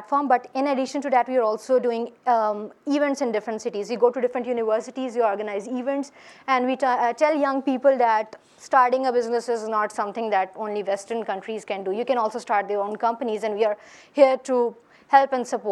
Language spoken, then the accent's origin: English; Lahore, Punjab, Pakistan; I'm from Lahore.